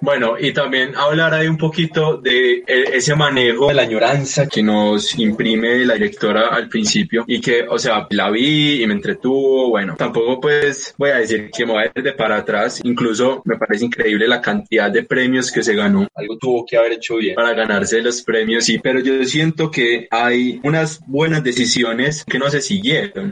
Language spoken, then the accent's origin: Spanish; Colombia; also born or lived in Medellín; nos vemos identificados nosotros como colombianos